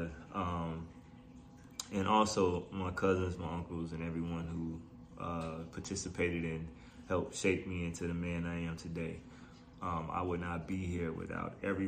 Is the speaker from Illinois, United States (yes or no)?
yes; Chicago, Illinois, United States; Born and raised in Chicago, Illinois. Grew up on the South Side